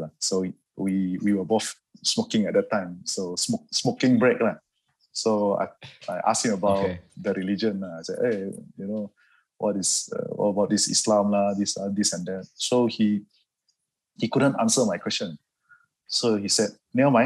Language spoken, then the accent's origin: English; Kota Kinabalu, Sabah, Malaysia; I was born and raised in Kota Kinabalu, Sabah, Sama Sabahan, from a Chinese background. I'm a Hakka